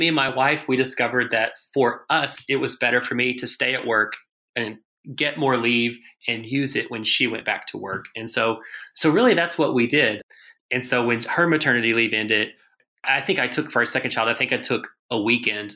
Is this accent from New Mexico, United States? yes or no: no; Arkansas, United States; I grew up in Arkansas